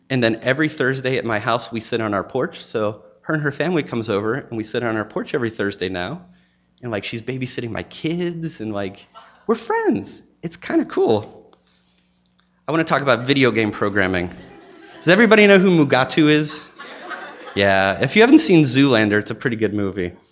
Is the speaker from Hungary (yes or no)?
no; Maine, United States; now in Chattanooga, United States; I came from Maine to Chattanooga